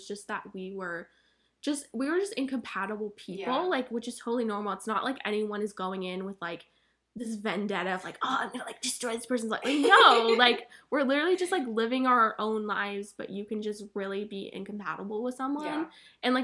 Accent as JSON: {"language": "English", "region": "Vermont", "country": "United States", "moved": "as an adult", "lives_now": "Chapel Hill, United States", "said": "like I'm out of state, but I'm from Vermont, so I'm literally 14 hours away from the fam."}